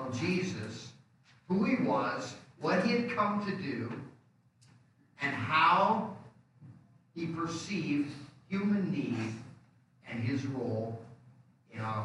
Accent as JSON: {"language": "English", "town": "Rockford", "region": "Illinois", "country": "United States", "tie": "born or raised there", "also_born_or_lived": "Des Moines, Iowa / Dayton, Ohio / Tacoma, Washington", "moved": "as an adult", "said": "I came back to Rockford because I could get a quick job from my father-in-law to support my family until I found a place where I could start a church"}